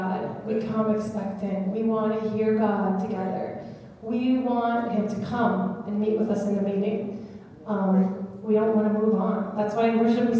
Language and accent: English; United States; being American